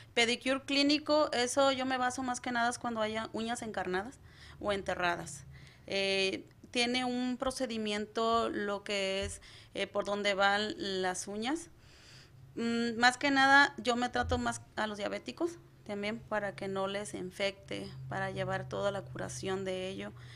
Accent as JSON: {"language": "Spanish", "town": "Acaponeta", "region": "Nayarit", "country": "Mexico", "moved": "as an adult", "lives_now": "United States", "said": "Soy de Nayarit, desde eh, Caponeta, Nayarit, soy Cora Huichol"}